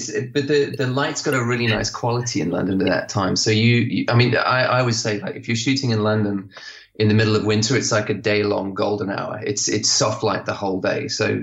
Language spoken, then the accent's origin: English; Zimbabwe; also born or lived in Botswana / Lesotho / Swaziland / South Africa; because I grew up in Zimbabwe, Botswana, Lesotho, Swaziland, and then South Africa at the end.